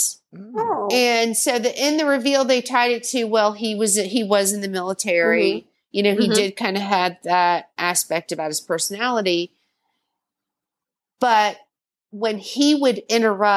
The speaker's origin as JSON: {"language": "English", "region": "the South", "country": "United States", "said": "I'm from the South"}